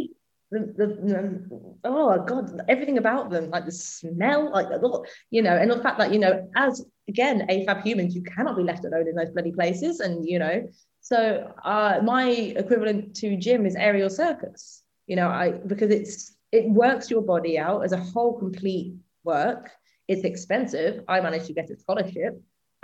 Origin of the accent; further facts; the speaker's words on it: the Midlands, England, United Kingdom; I'm from the Midlands